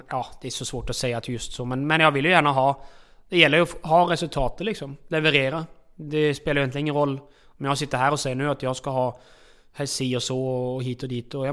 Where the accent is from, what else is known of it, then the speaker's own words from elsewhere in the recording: Norway; Eh, alltså det är klart att eh, hemma i Norge har jag ju familjen och så här